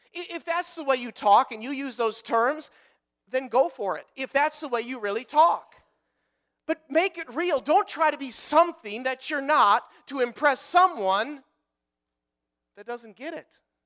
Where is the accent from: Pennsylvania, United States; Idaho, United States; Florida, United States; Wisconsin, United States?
Wisconsin, United States; we're from Wisconsin